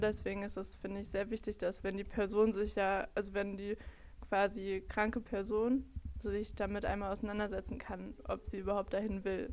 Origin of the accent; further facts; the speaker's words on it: Bottrop, North Rhine-Westphalia, Germany; ich bin 25, ich komme aus Bottrop